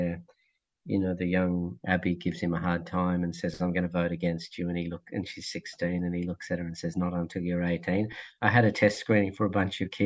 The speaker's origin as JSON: {"language": "English", "area": "Blue Mountains", "region": "New South Wales", "country": "Australia", "tie": "born or raised there", "said": "I grew up in the Blue Mountains, so I wasn't outside of Sydney."}